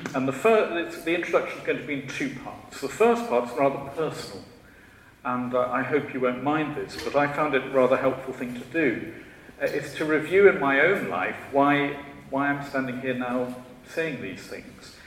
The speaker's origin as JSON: {"language": "English", "area": "Shropshire", "region": "West Midlands", "country": "United Kingdom", "tie": "born or raised there", "said": "I was born in Shropshire. I'm a Shropshire lad."}